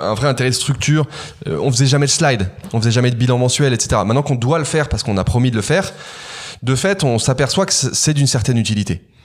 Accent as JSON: {"language": "French", "town": "Carcassonne", "region": "Occitania", "country": "France", "tie": "born or raised there", "also_born_or_lived": "Manila", "moved": "yes", "said": "une maison absolument incroyable dans laquelle je suis né à Carcassonne"}